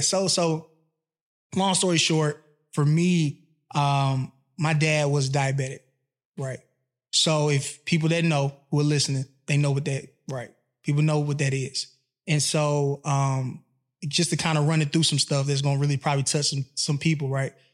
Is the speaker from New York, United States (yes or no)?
no; Atlanta, Georgia, United States; moved away as an adult; also born or lived in Mississippi; I've been in Atlanta since I was seven